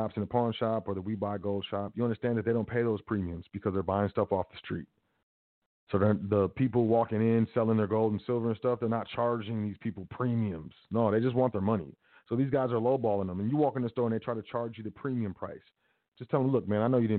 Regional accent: United States; I'm American, I'm not a U.S. citizen.

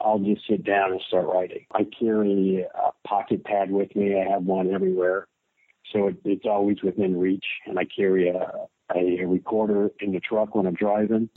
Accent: North Carolina, United States; moved away; I was born in North Carolina, and then I traveled all over the countryside and many parts of the world

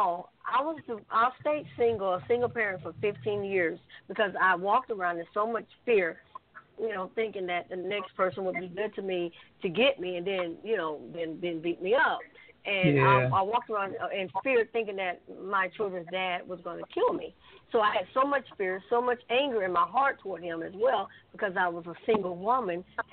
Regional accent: Sylacauga, Alabama, United States; also born or lived in Birmingham, Alabama; I'm a country girl. I'm from Sylacauga.

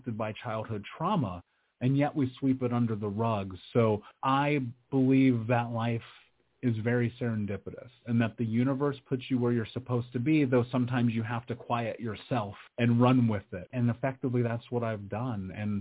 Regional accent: Indianapolis, Indiana, United States; I grew up in Indianapolis. I grew up in America.

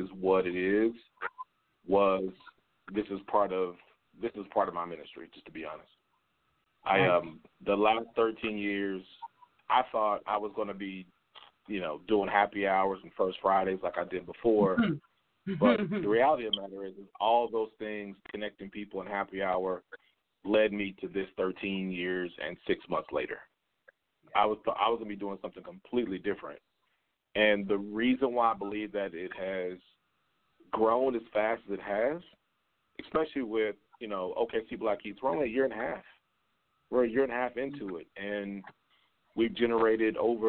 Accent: Duncan, Oklahoma, United States; moved away as an adult; also born or lived in Houston, Texas; now in Oklahoma City, United States; I am actually born and raised in Oklahoma, Duncan. To be matter of fact, in southeast Oklahoma

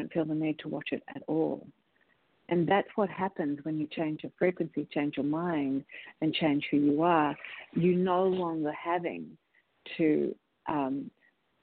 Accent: Australia; moved away as an adult; now in United States; as an Australian

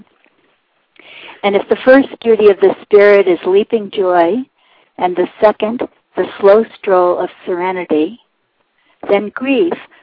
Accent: Walpole, New Hampshire, United States; I'm from Walpole, New Hampshire, and I'm the New Hampshire Poet Laureate.

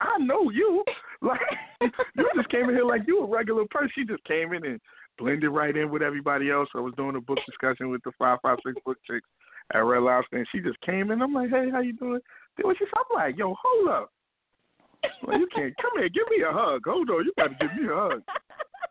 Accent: New York, United States; I grew up in New York

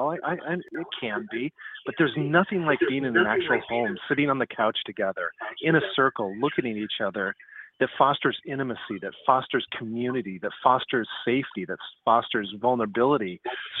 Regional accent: Seattle, Washington, United States; I grew up in the Seattle area

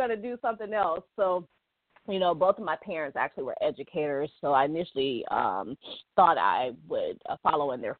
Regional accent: Cleveland, Ohio, United States; I grew up in Cleveland, Ohio

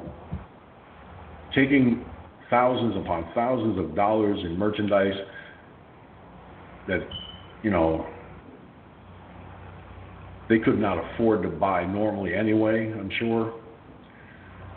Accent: Peekskill, New York, United States; Back decades ago in my hometown of Peekskill, New York

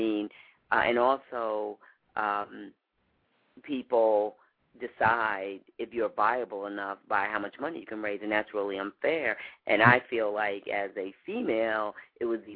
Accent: New York City, New York, United States; now in Chicago, United States; I'm from New York, and we had a grocery store, a mom-and-pop grocery store

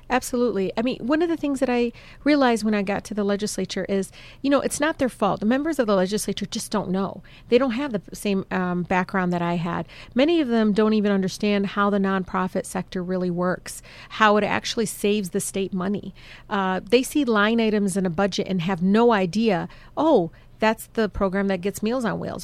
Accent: Detroit, Michigan, United States; I grew up in Southwest.

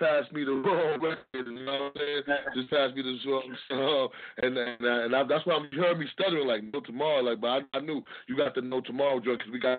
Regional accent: New York City, New York, United States; I'm from Harlem, so I might be pronouncing it off.

